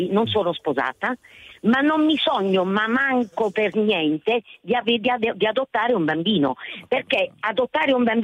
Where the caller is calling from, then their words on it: Foggia, Apulia, Italy; Siamo da Foggia.